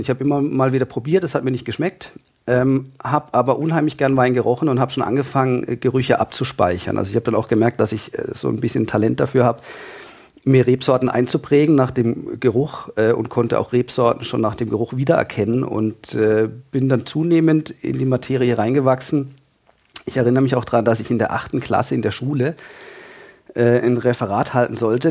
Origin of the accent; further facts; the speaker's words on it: Freiburg, Baden-Württemberg, Germany; Ich komme aus Freiburg in Süddeutschland